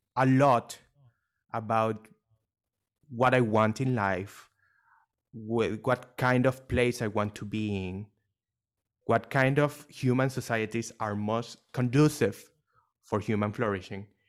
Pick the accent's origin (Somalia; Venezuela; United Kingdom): Venezuela; now in Dubai, United Arab Emirates; I was born not in Dubai, but in Venezuela